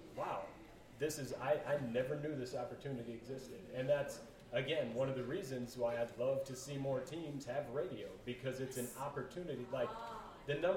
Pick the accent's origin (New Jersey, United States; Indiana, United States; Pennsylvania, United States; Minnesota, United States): Minnesota, United States; Minneapolis; also born or lived in Colorado; I was born in Colorado but raised in the Twin Cities